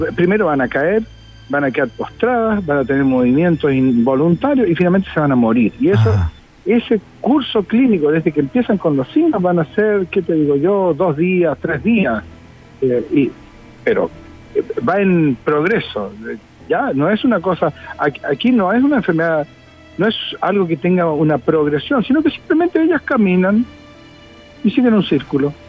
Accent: Chile; Como muchos chilenos creo en Dios

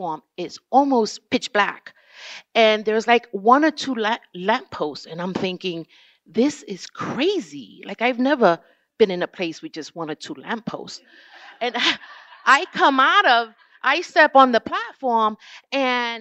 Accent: New York City, New York, United States; I'm from New York

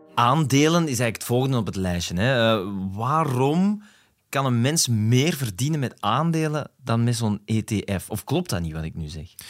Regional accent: Flanders, Belgium; We zijn Vlamingen

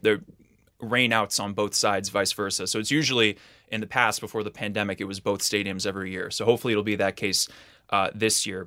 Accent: New York City, New York, United States; I was growing up in New York City

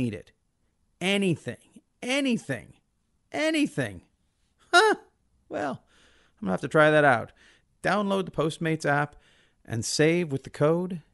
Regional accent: United States; As an American

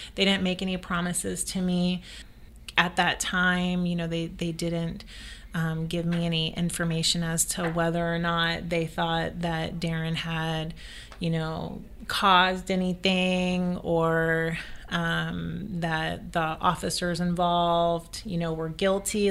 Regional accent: the South, United States; I grew up in the South

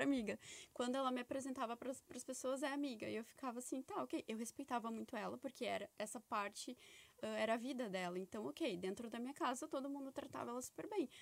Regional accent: Brazil; moved away; eu venho de, um, de uma cidade lá do Brasil que é muito preconceituosa

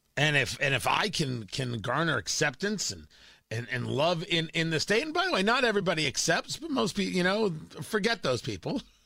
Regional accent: New Jersey, United States; also born or lived in Florida / Washington, D.C. / Los Angeles; now in Indiana, United States; The idea that I'm raising my kids in Indiana was never a thought growing up in Jersey

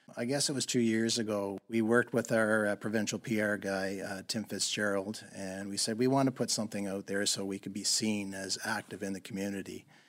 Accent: Crosstown, Nova Scotia, Canada; now in British Columbia, Canada; I grew up just outside of Lunenburg, Nova Scotia, in a small little town called Crosstown.

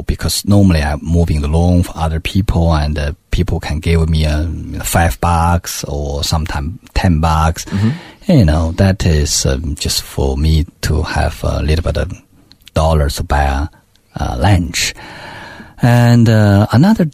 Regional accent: Beijing, China; English is a second language; moved away as an adult; also born or lived in New Zealand; I come from Beijing. I speak perfect Mandarin

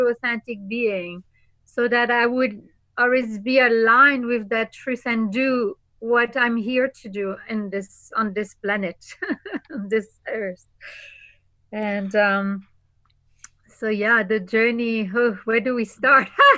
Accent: Normandy, France; I am originally from Normandie, France. Yes, the north of France.

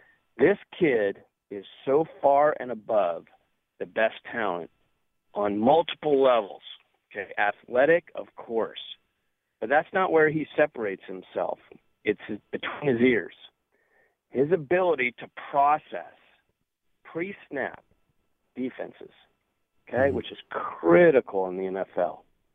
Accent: Lima, Ohio, United States; born there; now in Folsom, United States; Burrow, I'm out here in California, mm-hmm. and I have very little to do with the state of Ohio, except that I was born in Lima.

